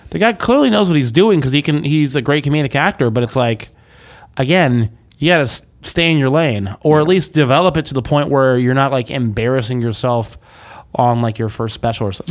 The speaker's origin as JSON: {"language": "English", "town": "Greensboro", "region": "North Carolina", "country": "United States", "tie": "born or raised there", "said": "my hometown, Greensboro, North Carolina."}